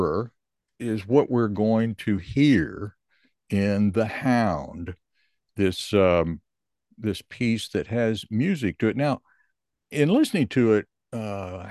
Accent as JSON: {"language": "English", "town": "Columbia", "region": "Missouri", "country": "United States", "tie": "born or raised there", "said": "I grew up in Columbia"}